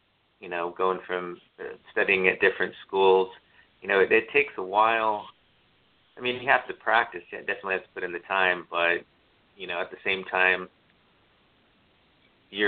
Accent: Phoenix, Arizona, United States; I grew up in Phoenix, Arizona

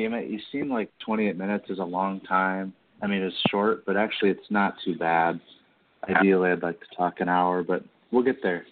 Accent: Kansas City, United States; I am from Kansas City, so I do like some Royals

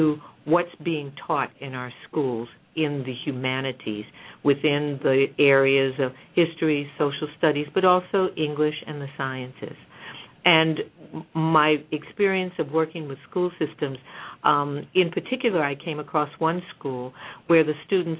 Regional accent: New York City, New York, United States; I grew up in Harlem, and my frame of reference for an entertainment theater was the Apollo Theater.

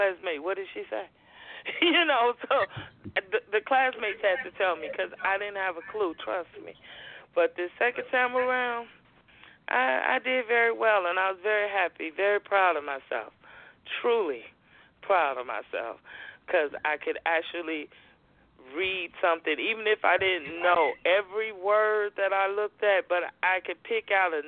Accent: Chicago, Illinois, United States; moved away as an adult; now in Brussels, Belgium; where are you from? And I always say, Chicago

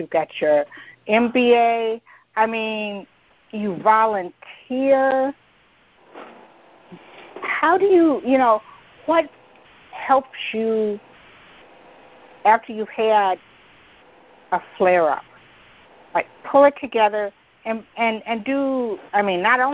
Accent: Detroit, Michigan, United States; I'm originally from Detroit

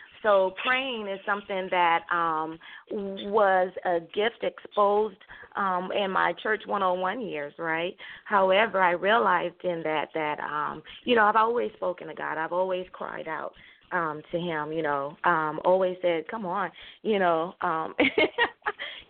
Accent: Southern California, United States; I'm a true Californian. I've lived Southern California, born and raised, and I moved to Northern California

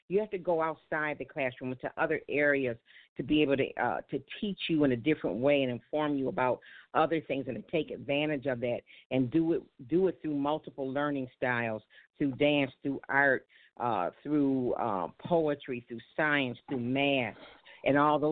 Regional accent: Buffalo, New York, United States; I'm from Buffalo, New York

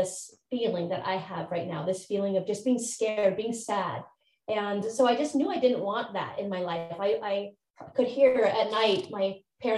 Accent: Montana, United States; moved away as an adult; also born or lived in California; I moved out from Montana to California after high school

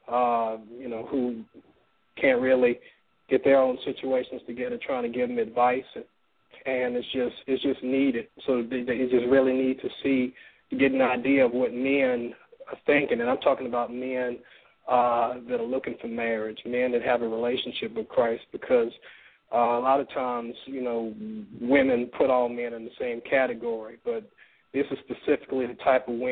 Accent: Mobile, Alabama, United States; Mobile, Alabama

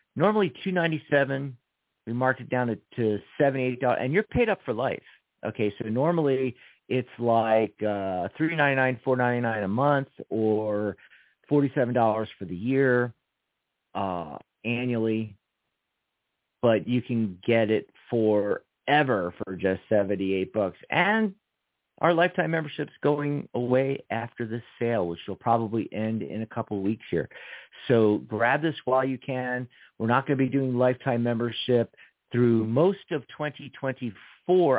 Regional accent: Philadelphia, Pennsylvania, United States; I'm from Philadelphia

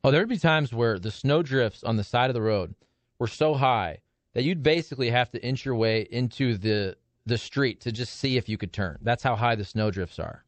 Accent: Toledo, Ohio, United States; moved away as an adult; now in Kansas City, United States; I grew up on Lake Erie for 22 years.

